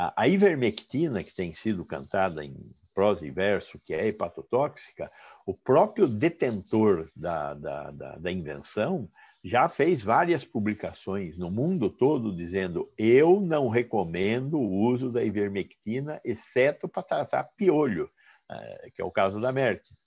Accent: Sorocaba, São Paulo, Brazil; Eu falo de Sorocaba porque sou, sou sorocabano

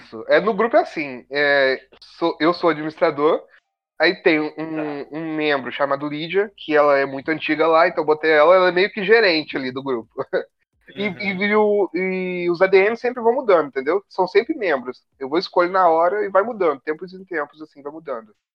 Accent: Minas Gerais, Brazil; now in Rio de Janeiro, Brazil; Eu tava em Minas ainda, eu sou mineiro

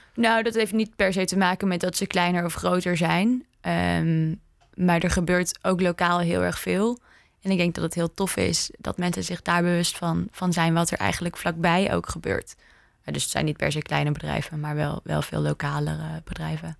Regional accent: Indonesia; moved away; ik ben opgegroeid in Indonesië

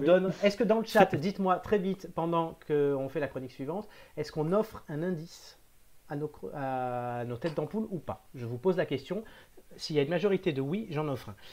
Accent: Cannes, Provence-Alpes-Côte d'Azur, France; je suis né à Cannes

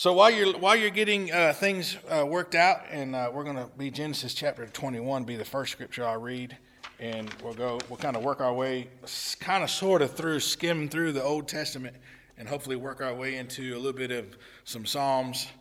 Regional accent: Lamar County, Alabama, United States; I was born in Lamar County, Alabama

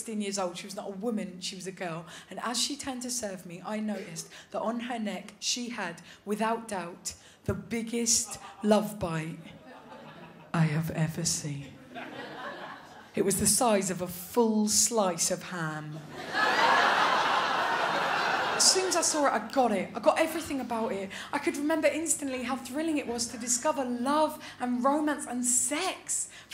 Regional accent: London, United Kingdom; I'm from London

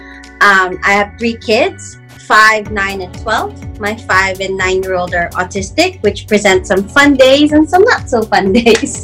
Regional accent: Philippines; now in Washington, D.C., United States; I'm originally from the Philippines

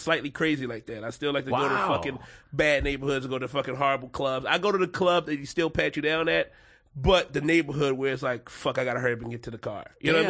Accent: Philadelphia, Pennsylvania, United States; I'm from Philly. I'm from South Philly specifically.

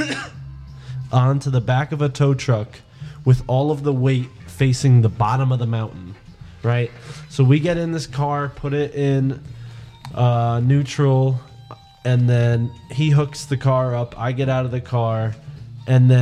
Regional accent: New England, United States; we're from New England

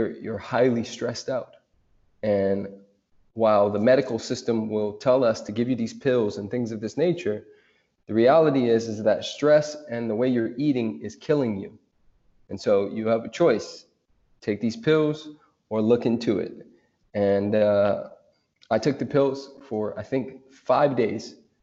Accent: United States; I'm American, but of course I'm Afro-amazing

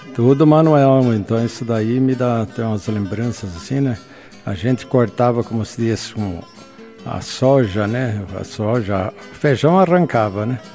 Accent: Maringá, Paraná, Brazil; now in Ampére, Brazil; Eu nasci na Água Caxias, no então distrito de Floresta, que era município de Maringá. Então consta no meu registro como Maringá

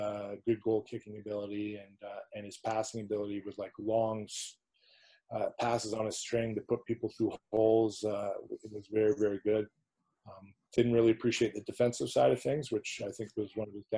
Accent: Squamish, British Columbia, Canada; moved away as an adult; also born or lived in Clermont-Ferrand, France; when I was a kid growing up in Squamish, it was always Kokanee.

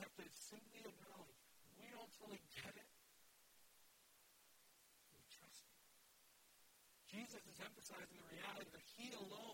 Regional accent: Wisconsin, United States; I'm from Wisconsin

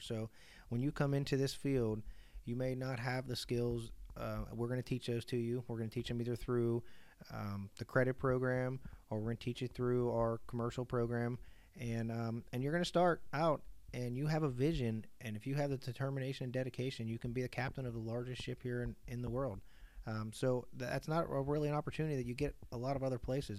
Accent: Pittsburgh, Pennsylvania, United States; also born or lived in Fort Eustis, Virginia; now in LaPorte, United States; I'm originally from Pittsburgh, though, so I'm a diehard Steeler fan

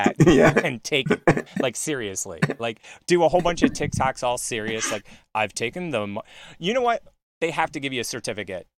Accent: Philadelphia, Pennsylvania, United States; moved away; I grew up in Philly

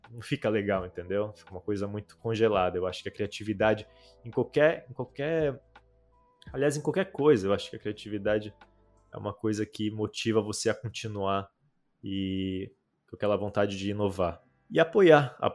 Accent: North Region, Brazil; mas é como eu sou do norte do Brasil

